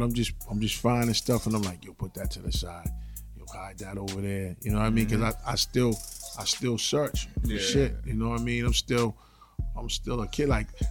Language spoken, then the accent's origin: English; Boston, Massachusetts, United States; I'm from Dorchester.